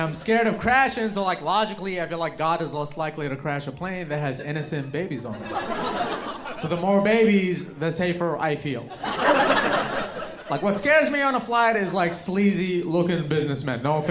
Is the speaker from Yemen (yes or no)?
yes; Yemen; now in United States; I didn't come all the way from Yemen